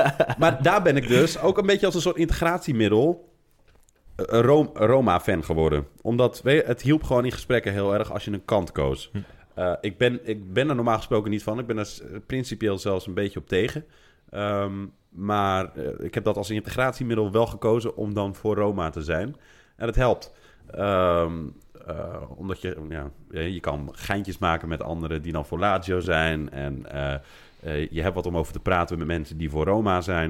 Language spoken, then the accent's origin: Dutch; Netherlands; moved away as an adult; now in Rome, Italy; Ik kom uit Nederland, en mijn ouders komen uit Marokko